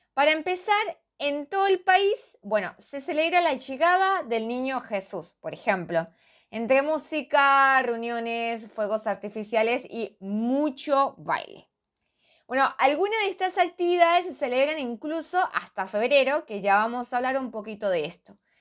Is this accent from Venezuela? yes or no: yes; Andean region of Venezuela, Venezuela; moved away; en la región andina, que es de donde yo soy.